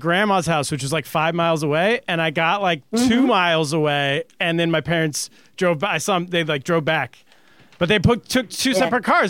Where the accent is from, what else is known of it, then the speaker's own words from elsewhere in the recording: Northern California, United States; when I grew up in the 80s, I grew up in Northern California